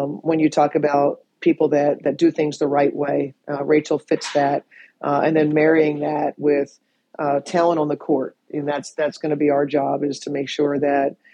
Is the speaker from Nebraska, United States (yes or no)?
yes; Nebraska, United States; I grew up in Nebraska